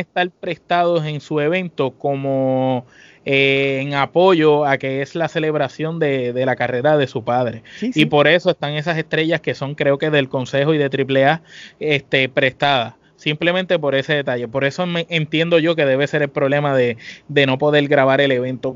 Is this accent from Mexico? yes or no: no; Puerto Rico; nosotros somos de Puerto Rico